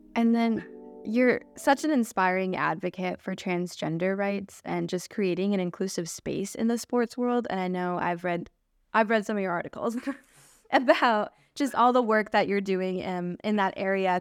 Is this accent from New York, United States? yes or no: no; Lummi Nation, Washington, United States; also born or lived in Vancouver Island, Canada; I'm also come from the Lummi Nation, and I'm also a First Nations Houwayat from Vancouver Island